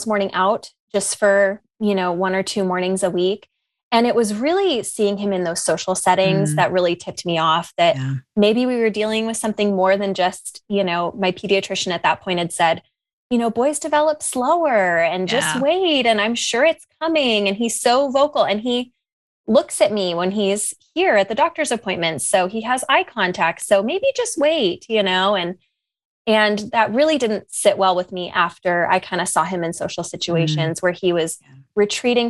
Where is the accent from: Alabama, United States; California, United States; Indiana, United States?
California, United States; San Diego; now in Lexington, United States; I'm from San Diego.